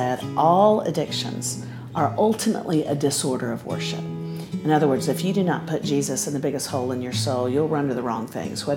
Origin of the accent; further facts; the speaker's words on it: Central Florida, United States; I grew up in Central Florida